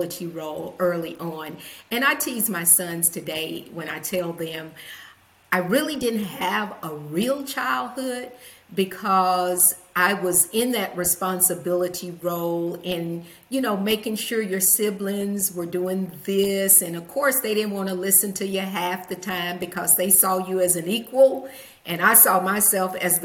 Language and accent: English; Huntsville, Alabama, United States; also born or lived in Nashville, Tennessee; By the age of 9, my parents divorced, and we moved to Huntsville, Alabama, which put my mom closer to her family.